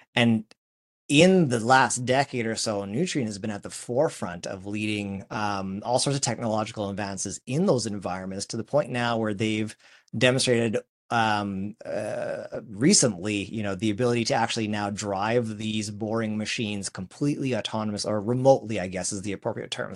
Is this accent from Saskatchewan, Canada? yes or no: yes; Saskatchewan, Canada; our hometown of Saskatchewan, our home province